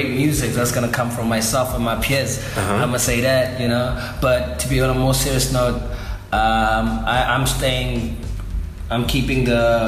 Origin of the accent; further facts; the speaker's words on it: Cape Town, Western Cape, South Africa; also born or lived in Southern Suburbs, Cape Town / Blue Downs; I come from Kukuletu